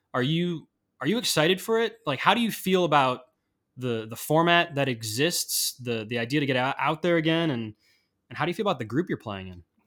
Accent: Chicago, Illinois, United States; I'm from Chicago

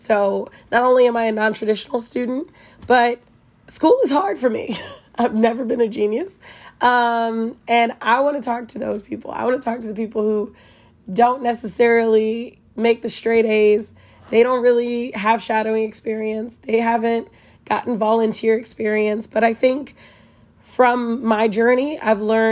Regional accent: Kansas City, United States; I'm from Kansas City, and I am a third-year medical student

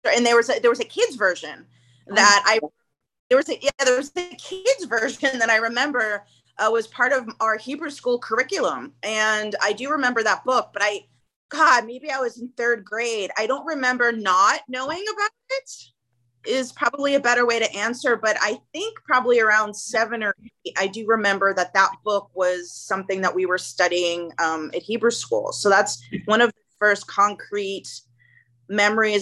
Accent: Boston, Massachusetts, United States; moved away as an adult; also born or lived in Ithaca, New York / Jerusalem, Israel; now in Los Angeles, United States; I grew up in Boston, Massachusetts, and uh, outside of Boston

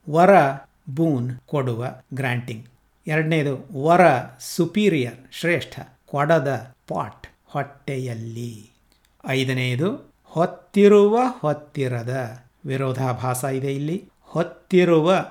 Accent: Kannadiga, Karnataka, India; ನಾವು ಕನ್ನಡಿಗರು

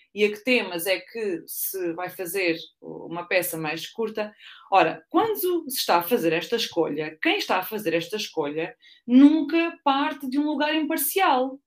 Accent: Ourém, Centro, Portugal; moved away as an adult; also born or lived in Lisbon; eu sou de Ourém, que é ali no centro, ou perto de Fátima

